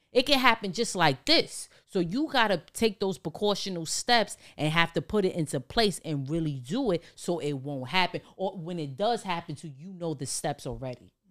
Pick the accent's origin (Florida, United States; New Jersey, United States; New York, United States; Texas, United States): New York, United States; New York City; growing up in Harlem, the Bronx, New York